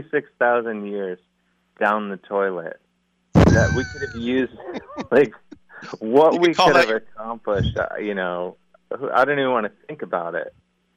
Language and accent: English; University Heights, Ohio, United States; I'm from the mean streets of University Heights. Uh-huh. Right down the street. I grew up about 100 yards outside of Shaker Heights.